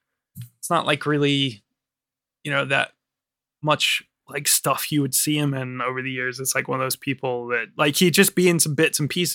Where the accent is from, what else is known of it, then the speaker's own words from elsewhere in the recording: Virginia, United States; now in London, United Kingdom; My home state.